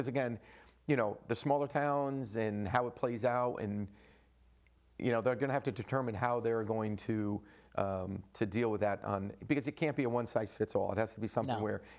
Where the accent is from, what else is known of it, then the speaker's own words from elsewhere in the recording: Clinton, Connecticut, United States; I love my hometown and love Clinton.